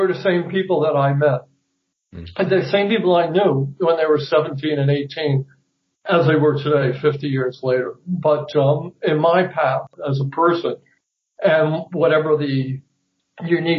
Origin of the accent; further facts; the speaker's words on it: 30 miles north of New York City, United States; I grew up about 30 miles north of New York City